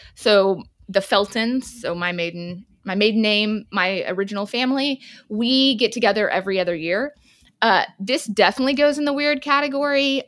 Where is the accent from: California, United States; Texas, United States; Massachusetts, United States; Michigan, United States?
Texas, United States; South; born or raised there